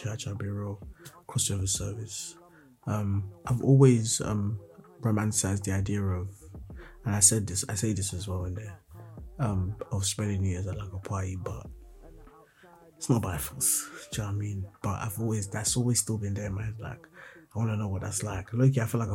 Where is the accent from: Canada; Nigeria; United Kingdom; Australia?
Nigeria; I'm a Nigerian boy